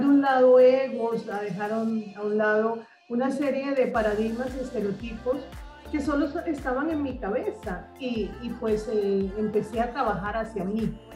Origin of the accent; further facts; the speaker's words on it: Barranquilla, Atlántico, Colombia; desde Barranquilla, mi ciudad natal, eh, Barranquilla, Colombia